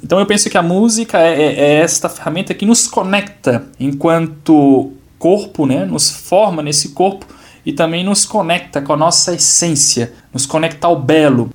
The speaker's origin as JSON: {"language": "Portuguese", "town": "Valinhos", "region": "São Paulo", "country": "Brazil", "tie": "born or raised there", "moved": "as an adult", "lives_now": "Petrópolis, Brazil", "said": "Sou natural de Valinhos, uma cidade próxima a Campinas, interior do estado de São Paulo"}